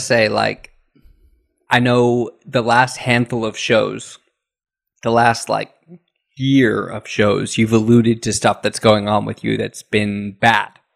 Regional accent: United States; moved away as an adult; now in Japan; as an American, I've been in Japan for 16 years now

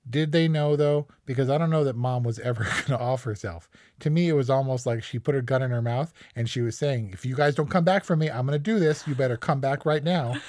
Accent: United States

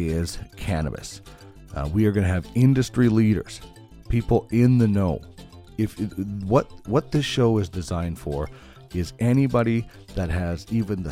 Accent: Brandon, Manitoba, Canada; moved away as an adult; also born or lived in Red Deer / Regina; now in Edmonton, Canada; Started out in television in Brandon, Manitoba, my hometown

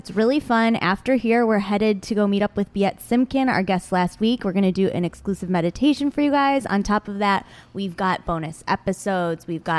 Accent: Michigan, United States; growing up in Michigan

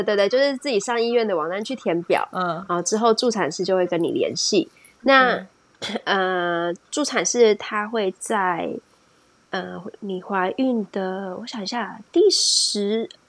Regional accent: Taiwan; now in United Kingdom; 谁外国人谁跟你外国人？我台湾人

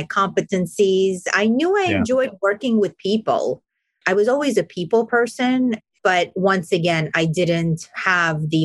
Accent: New York City, New York, United States; I grew up in Brooklyn, New York

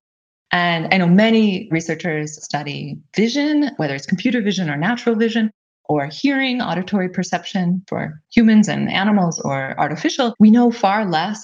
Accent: California, United States; moved away as an adult; also born or lived in Pennsylvania; now in Germany; I grew up in California. Actually, although my name looks German and I live in Germany, I'm actually American

